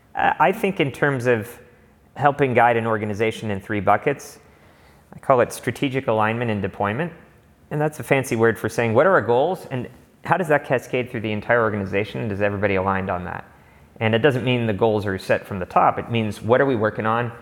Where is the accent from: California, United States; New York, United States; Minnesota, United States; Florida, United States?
California, United States; Los Angeles; also born or lived in Berkeley; I grew up in Los Angeles